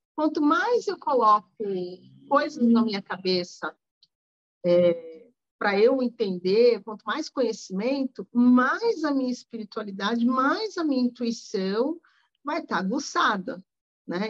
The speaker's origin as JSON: {"language": "Portuguese", "region": "Rio de Janeiro", "country": "Brazil", "said": "Eu sou carioca"}